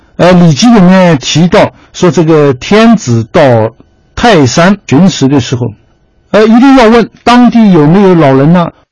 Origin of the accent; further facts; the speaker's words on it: China; 我们中国人